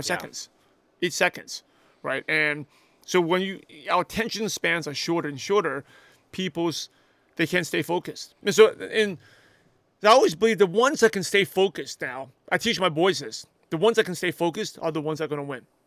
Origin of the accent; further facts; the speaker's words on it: New York City, New York, United States; English is a second language; I'm a shy, quiet Asian kid that grew up in Brooklyn, New York